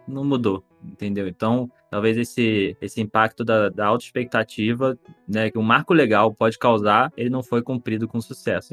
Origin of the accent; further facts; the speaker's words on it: Rio de Janeiro, Brazil; eu sou carioca